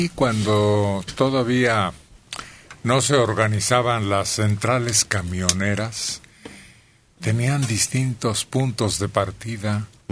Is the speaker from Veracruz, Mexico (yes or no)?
no; Celaya, Guanajuato, Mexico; En Celaya, de donde yo soy